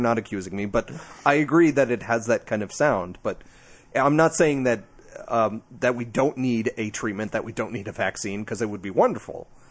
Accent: New Jersey, United States; I'm from Jersey.

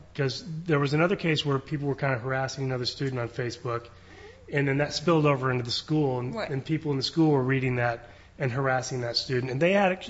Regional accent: Indiana, United States; born or raised there; moved away

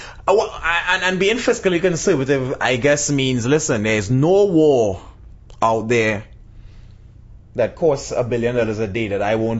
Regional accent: Trinidad & Tobago; I'm Trinidadian.

